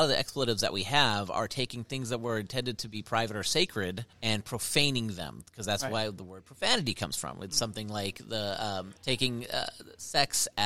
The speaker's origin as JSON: {"language": "English", "town": "Las Vegas", "region": "Nevada", "country": "United States", "tie": "born or raised there", "said": "growing up on the East Side."}